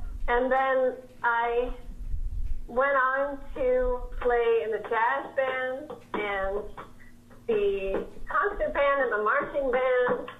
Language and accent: English; New York City, New York, United States; growing up in America, in New York City